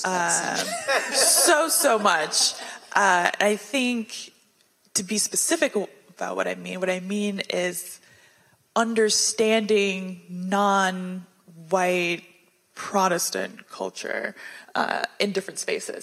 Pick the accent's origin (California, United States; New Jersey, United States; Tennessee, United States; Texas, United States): Texas, United States; Houston; also born or lived in Washington, D.C.; I was born in Washington, D.C., in the city of D.C., and when I was eight, right before third grade, I moved to the suburbs of Houston, Texas